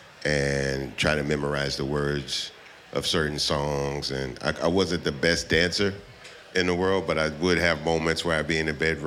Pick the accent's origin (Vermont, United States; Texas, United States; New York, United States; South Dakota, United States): Texas, United States; I'm from Texas, I'm in a small town